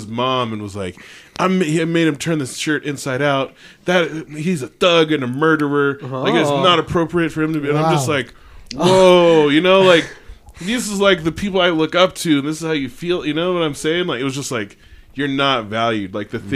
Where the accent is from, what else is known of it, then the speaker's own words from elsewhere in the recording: Bay Area, California, United States; growing up in the Bay Area